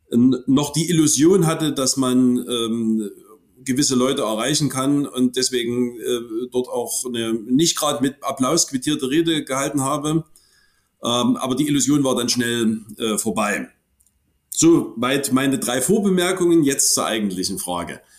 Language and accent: German; Hohenstein-Ernstthal, Saxony, Germany; In meiner Heimatstadt Hohenstein-Ernstheim äh, ist in den 90er Jahren ähm, ein ähm, junger Mann ähm, so aus der Punk-Szene äh, von Rechtsradikalen totgeschlagen wurden.